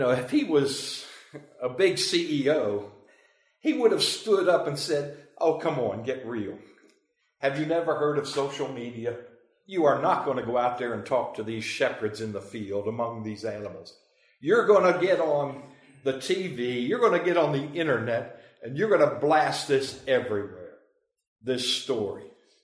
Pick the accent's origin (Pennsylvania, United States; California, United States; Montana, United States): Pennsylvania, United States; moved away; I'm from Pennsylvania, that's where I grew up